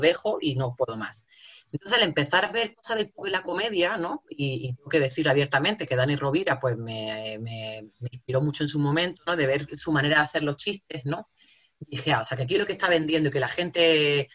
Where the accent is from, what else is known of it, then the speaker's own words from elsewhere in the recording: Jaén, Andalusia, Spain; accent: jienense; moved away; also born or lived in El Salvador; se reían y se siguen riendo de mi acento, eh, que mi acento equivale a lo paleto, a lo cazurro, a un alfabeto, que soy de Jaén